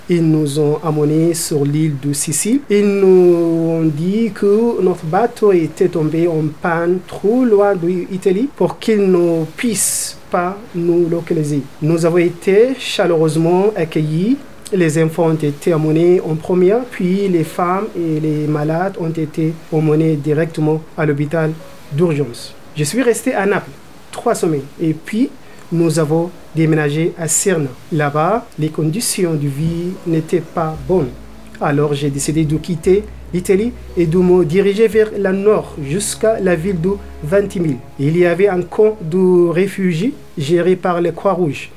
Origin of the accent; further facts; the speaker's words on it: Sudan; moved away as an adult; now in France; mon pays natal, le Soudan